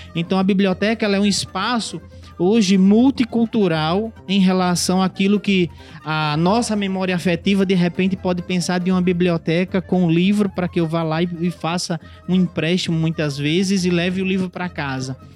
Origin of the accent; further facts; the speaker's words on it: Parnamirim, Rio Grande do Norte, Brazil; moved away as an adult; also born or lived in Natal; now in Mossoró, Brazil; eu sou natalense de, de nascimento, né? Morei minha vida toda em Parnamirim